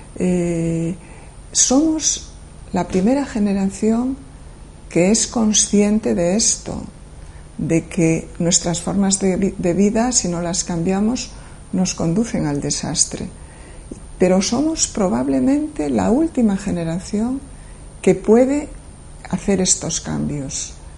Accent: Galicia, Spain; also born or lived in near Madrid; now in Madrid, Spain; nací en Galicia

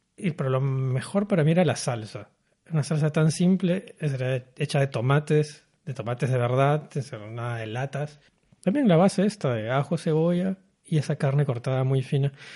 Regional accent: Peru; moved away as an adult; also born or lived in Paris, France / Berlin, Germany; now in Kuala Lumpur, Malaysia; me fui de Perú, porque soy peruano, me fui de Perú a los 21 años

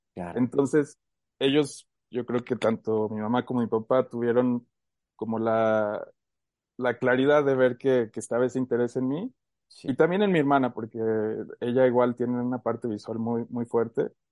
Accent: Aguascalientes, Mexico; nacimos aquí en Aguascalientes, tanto ella como yo. Y por azares del destino nos ha tocado por ahí movernos un poco, pero gran parte de mi vida la he pasado aquí en Aguascalientes.

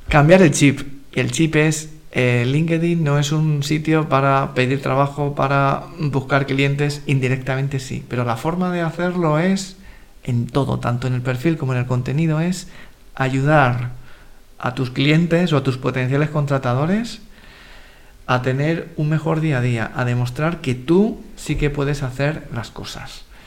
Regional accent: Madrid, Community of Madrid, Spain; Yo soy de Carabanchel

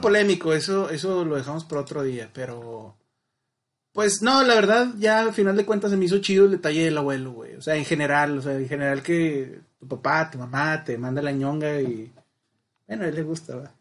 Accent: Monterrey, Nuevo León, Mexico; Pues yo siendo blanco, hombre, regio

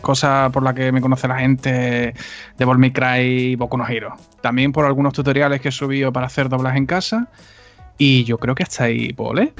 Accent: Cádiz, Andalusia, Spain; soy de Cádiz

